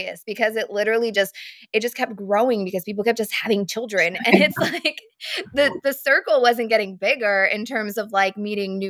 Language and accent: English; Texas, United States; moved away; I'm from Texas.